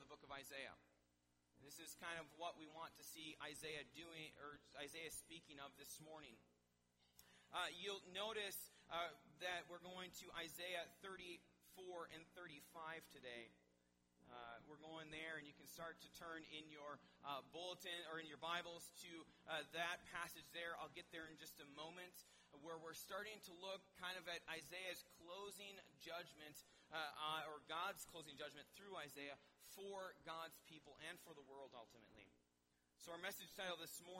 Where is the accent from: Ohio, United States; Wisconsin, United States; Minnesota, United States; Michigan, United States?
Wisconsin, United States; Milwaukee; moved away as an adult; be back in my hometown where I don't need a map to get around.